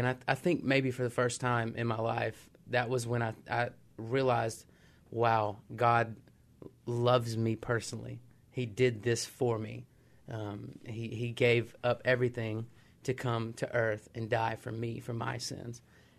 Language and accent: English; Magee, Mississippi, United States; moved away as an adult; now in Philippines; I grew up in McGee.